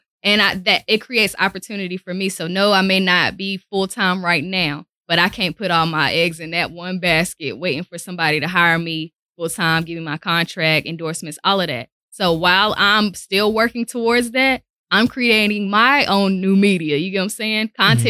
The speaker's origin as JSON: {"language": "English", "town": "Winston-Salem", "region": "North Carolina", "country": "United States", "said": "Okay, so I am from Winston-Salem, North Carolina."}